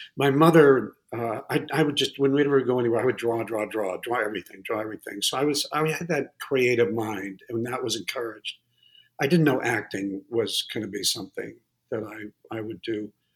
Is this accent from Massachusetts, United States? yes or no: yes; Massachusetts, United States; also born or lived in Connecticut; I grew up in uh, Massachusetts mostly. I, a little bit, a little bit in Connecticut.